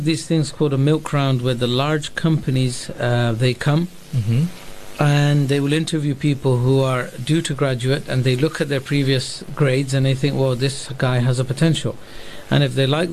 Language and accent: English; Bristol, South West England, United Kingdom; moved away as an adult; I was living with my parents, studying in my hometown in Bristol